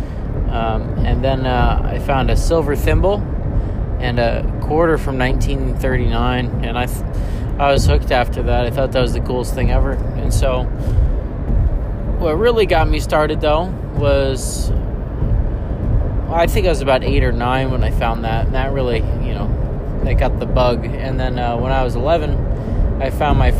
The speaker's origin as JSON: {"language": "English", "town": "Southold", "region": "New York", "country": "United States", "tie": "born or raised there", "said": "I'm from Long Island, and my family settled the town of Southold in the 1600s, around 1640 or so, 1650. So I'm a 14th generation Long Islander, and growing up, I lived in this community"}